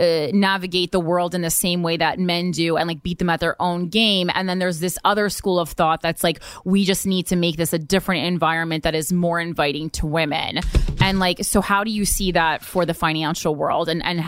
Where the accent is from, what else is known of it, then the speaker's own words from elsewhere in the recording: New Jersey, United States; Yeah. We're from New Jersey.